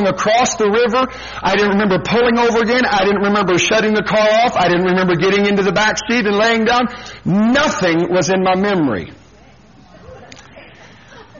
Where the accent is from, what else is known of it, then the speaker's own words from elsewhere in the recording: Washington, United States; moved away as an adult; also born or lived in Fresno, California; back to my place of birth, I guess you want to call it, or my mother's house and my home there in Washington State